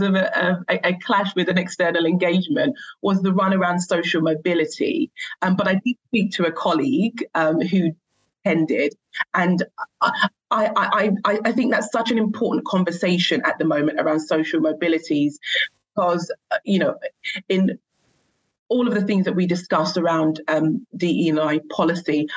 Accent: London, United Kingdom; the area I grew up in East London

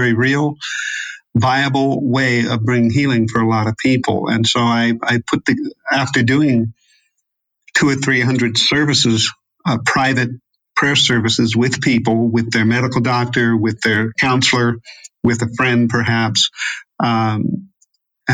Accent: United States; moved away; also born or lived in Europe; I think of myself as an American

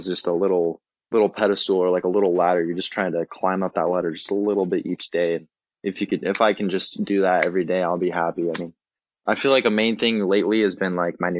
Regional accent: San Diego, California, United States; I'm from San Diego

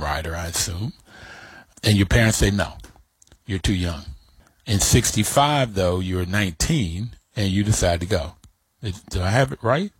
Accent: New York City, New York, United States; also born or lived in Kentucky; I was born in New York

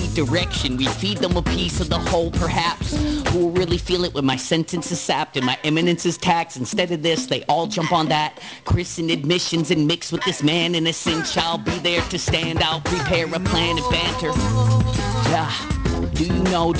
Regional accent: Nanaimo, British Columbia, Canada; moved away; I'm from Nanaimo

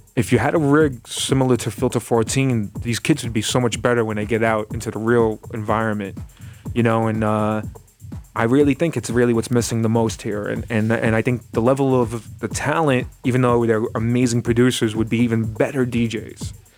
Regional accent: New York City, New York, United States; I grew up in the grave, like the Gravesend, Bath Beach area, of Brooklyn

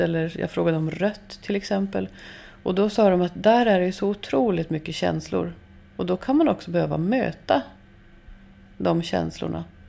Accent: Norrbotten County, Sweden; Jag är uppvuxen i Norrbotten

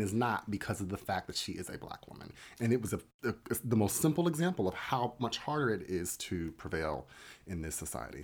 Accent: Atlantic City, New Jersey, United States; moved away; I grew up in Atlantic City

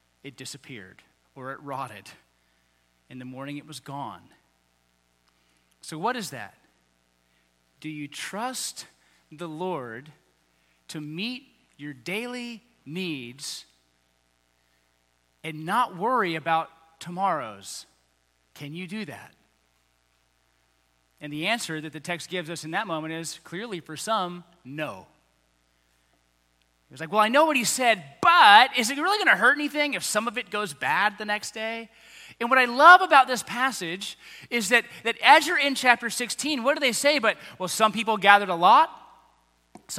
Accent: United States; I'm an American

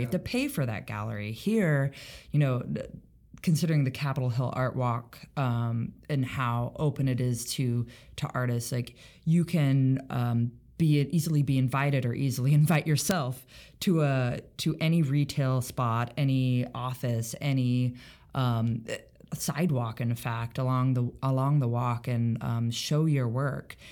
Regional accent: Roseburg, Oregon coast, United States; now in Seattle, United States; I grew up in Southern Oregon. I spent most of my childhood on the Oregon coast, and then most of my high school experience in uh, a town called Roseburg, Oregon

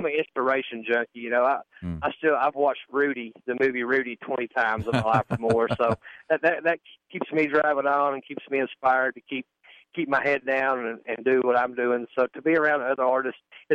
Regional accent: East Kentucky, United States; My mom had gospel groups growing up in East Kentucky

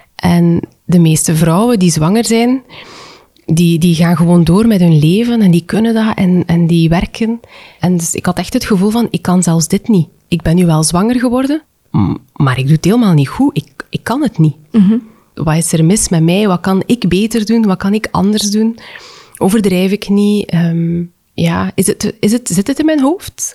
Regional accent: West Flanders, Belgium; ik kom uit West-Vlaanderen

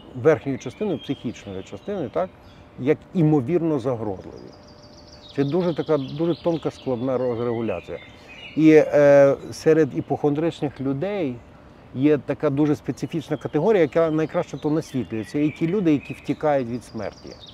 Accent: Galicia, Ukraine; як в нас на Галичині говорять

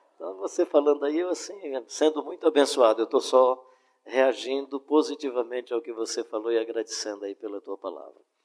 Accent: Fortaleza, Ceará, Brazil; eu sou de Fortaleza

